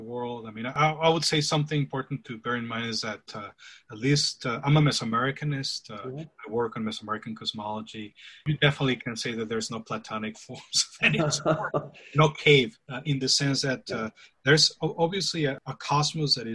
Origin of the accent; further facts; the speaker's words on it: Ciudad Juárez, Chihuahua, Mexico; I'm from Juarez, which is right across from El Paso